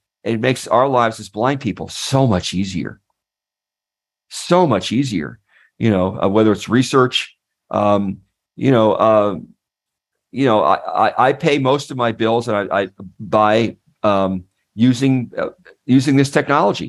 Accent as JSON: {"language": "English", "region": "Missouri", "country": "United States", "said": "I'm from Missouri"}